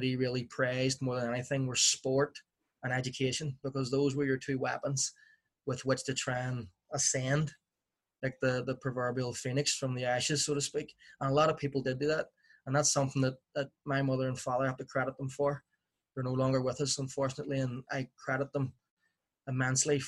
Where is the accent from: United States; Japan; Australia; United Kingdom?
United Kingdom; Belfast, Northern Ireland; I grew up in West Belfast in the 1980s